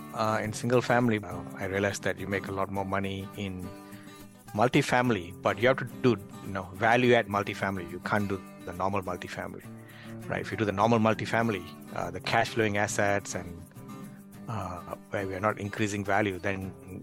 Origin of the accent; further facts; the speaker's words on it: Malaysia; moved away as an adult; I mean, I'm originally from Malaysia, moved to this country, immigrated here, and has been here almost 15 years.